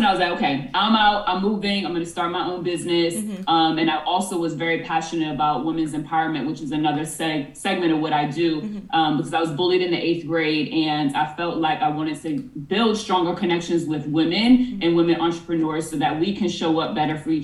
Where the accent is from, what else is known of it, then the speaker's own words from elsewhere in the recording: Boston, Massachusetts, United States; moved away as an adult; now in Los Angeles, United States; I'm originally from Boston, Mass, and I moved to LA in 2020